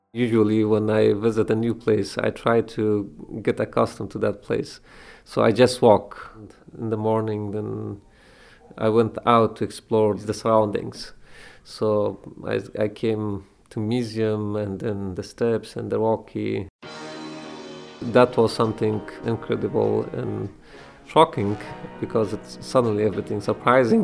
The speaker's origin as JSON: {"language": "English", "region": "Kabul", "country": "Afghanistan", "tie": "born or raised there", "moved": "as an adult", "lives_now": "Philadelphia, United States", "said": "I grew up in Kabul city"}